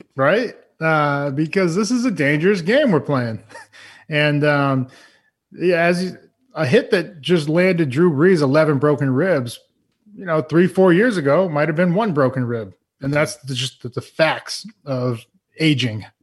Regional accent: Massachusetts, United States; I grew up in Massachusetts

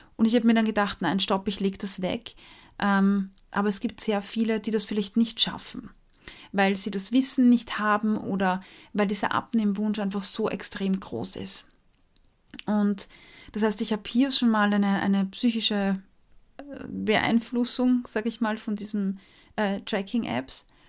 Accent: Austria; als Österreicherin

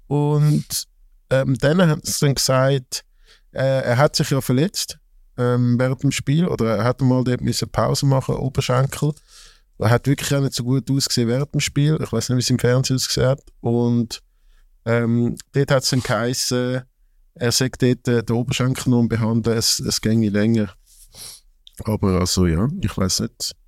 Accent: Zurich, Switzerland; als Zürcher

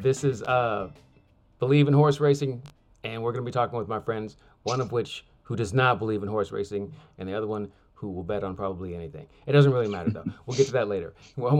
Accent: Sacramento, California, United States; moved away as an adult; now in Los Angeles, United States; my hometown of Sacramento

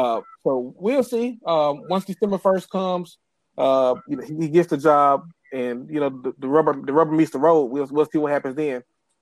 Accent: Jackson, Mississippi, United States; moved away; my hometown. And growing up in Jackson

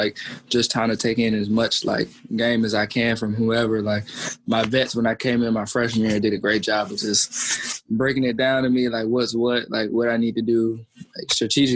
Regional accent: Roxboro, North Carolina, United States; grew up in Roxborough, North Carolina, like you guys know, like small city

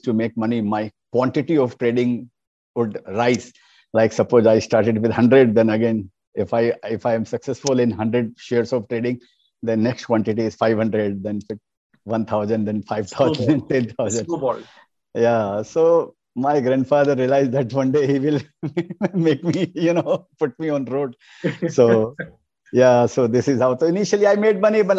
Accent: Kolkata, West Bengal, India; English is a second language; I was born and brought up in Kolkata.

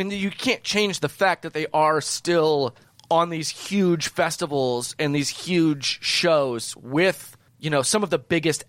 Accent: Cedar Rapids, Iowa, United States; The Cedar Rapids single-A baseball team, my hometown's single-A team

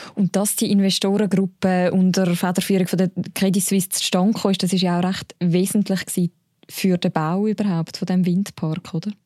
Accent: Switzerland; bei uns in der Schweiz

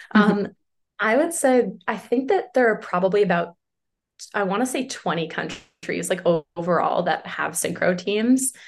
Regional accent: Boston, Massachusetts, United States; I'm from Boston, Massachusetts, or sort of around Boston

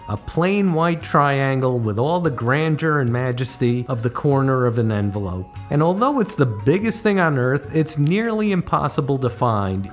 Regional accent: Connecticut, United States; now in New York, United States; As a kid growing up in Connecticut

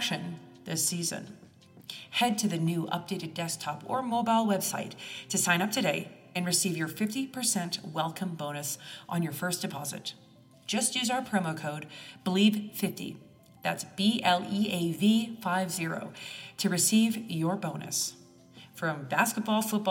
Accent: Canada; I'm Canadian

